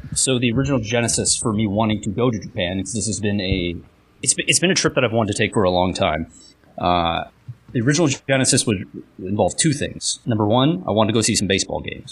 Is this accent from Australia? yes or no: no; Canada; Canada Jindes, which means I'm Canadian